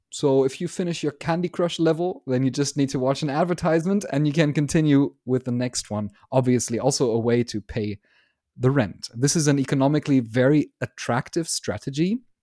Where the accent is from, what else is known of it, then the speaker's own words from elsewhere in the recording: Germany; I'm from Germany